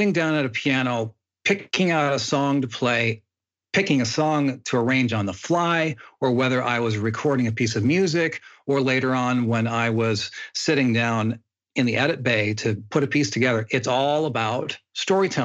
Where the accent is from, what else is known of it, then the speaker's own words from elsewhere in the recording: Midwest U.S., United States; also born or lived in Australia; now in Hollywood, United States; Grew up mainly in the Midwest U.S. and had a pretty quiet upbringing